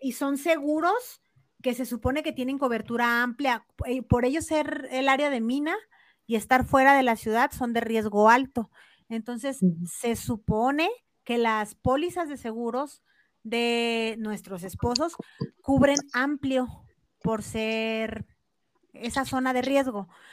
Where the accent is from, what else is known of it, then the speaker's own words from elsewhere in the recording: Chihuahua, Mexico; Es también de Chihuahua, de donde soy yo